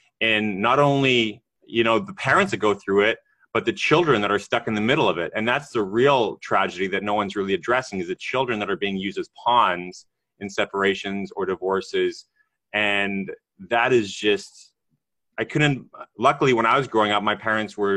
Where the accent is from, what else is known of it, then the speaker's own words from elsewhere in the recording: Canada; I'm Canadian